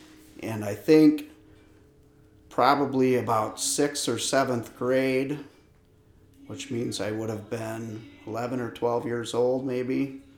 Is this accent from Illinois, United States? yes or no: no; West Branch of Big Creek, near Lovells, northern Michigan, United States; I grew up on the West Branch of Big Creek, not too far from Lovells here. And both of my parents were school teachers, Johannesburg Lewiston.